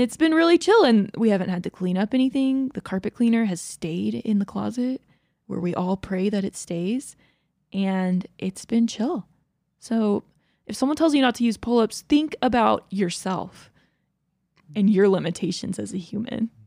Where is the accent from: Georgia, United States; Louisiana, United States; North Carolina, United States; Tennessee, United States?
Georgia, United States; I grew up in Georgia